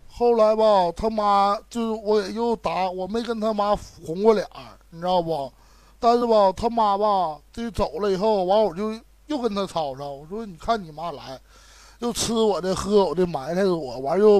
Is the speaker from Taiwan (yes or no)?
no; Shenyang, Liaoning, China; 我是沈阳的